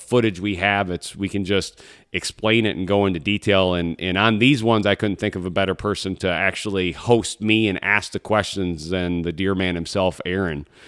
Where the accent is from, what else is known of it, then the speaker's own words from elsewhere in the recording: Michigan, United States; my home state of Michigan